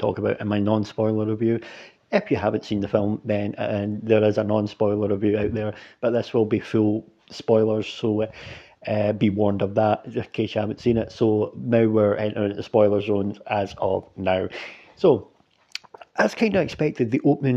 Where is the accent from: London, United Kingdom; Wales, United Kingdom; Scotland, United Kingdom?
Scotland, United Kingdom; I'm a Scottish dude